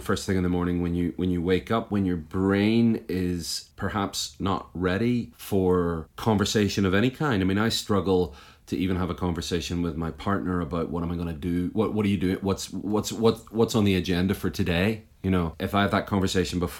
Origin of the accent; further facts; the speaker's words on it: Belfast, Northern Ireland, United Kingdom; moved away as an adult; now in United States; I was born just outside Belfast in what some people call Northern Ireland and other people call the North of Ireland. And I grew up there, and I've been in the US for the last 10 years, but I lived the first 33 years of my life in and around Belfast.